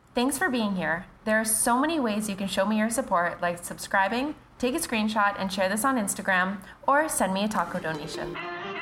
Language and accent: English; Canada; I'm Canadian